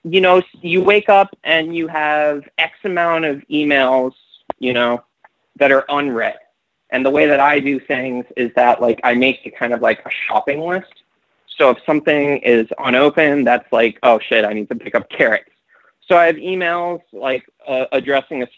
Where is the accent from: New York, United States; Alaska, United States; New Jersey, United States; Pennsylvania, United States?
New York, United States; moved away as an adult; also born or lived in Long Island / Michigan; now in Los Angeles, United States; I was from New York